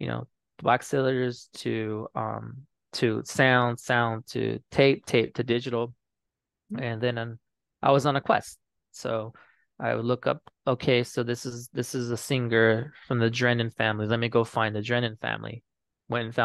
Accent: San Pasqual, California, United States; I'm from San Pasqual

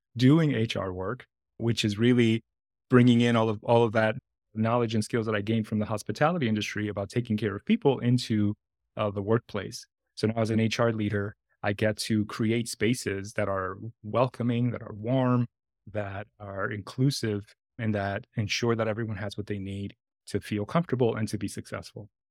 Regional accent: New York City, New York, United States; also born or lived in Dominican Republic / Washington Heights, Manhattan; I was born in the Dominican Republic, and my parents migrated to New York City in the mid-eighties when I was very young

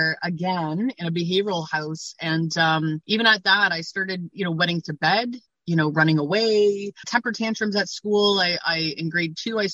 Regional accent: North Bay, Ontario, Canada; now in Hamilton, Canada; I'm originally from North Bay, Ontario, but I've been in Hamilton, Ontario, Canada, probably for about 23 years now

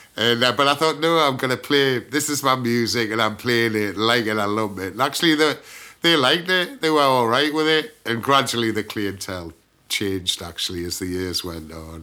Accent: Gateshead, North East England, United Kingdom; accent: Geordie; moved away as an adult; now in London, United Kingdom; I'm a Geordie, born in Gateshead

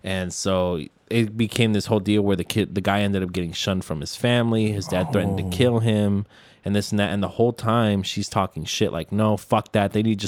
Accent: United States; Because we're American.

